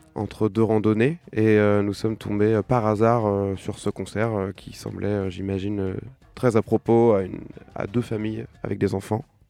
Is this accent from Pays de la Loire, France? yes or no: yes; Saint-Étienne-de-Montluc, Pays de la Loire, France; also born or lived in Nantes; je suis né à Nantes, mais j'ai grandi à Saint-Étienne-de-Montluc, ce qui fait toute la différence.